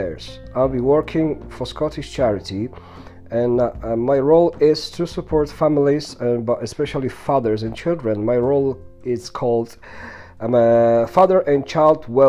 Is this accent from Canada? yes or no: no; Poland; first language sign language; English is a second language; moved away as an adult; now in United Kingdom; originally I come from Poland. I've been living in UK for the past 15 years